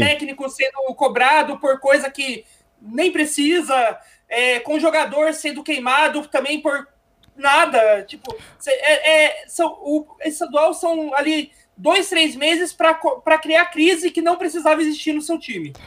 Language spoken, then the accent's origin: Portuguese; São José dos Campos, São Paulo, Brazil; moved away as an adult; quando eu era criança lá em São José